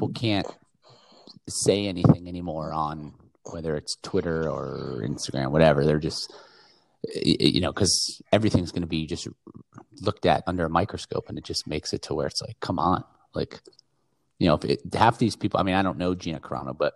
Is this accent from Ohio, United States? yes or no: no; Daytona Beach, Florida, United States; where I lived growing up in Daytona was not a very, very affluent area.